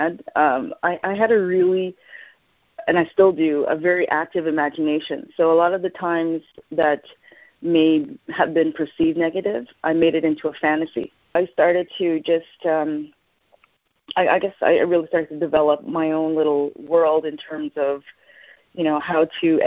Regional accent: Montreal, Quebec, Canada; also born or lived in Jamaica / Toronto; growing up in Montreal was wonderful

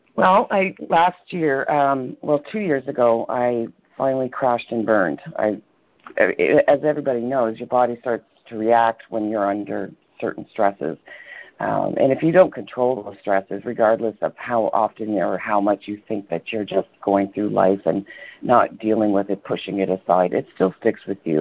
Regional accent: Toronto, Ontario, Canada; moved away; I was born in Toronto, and for the most part, grew up in Toronto.

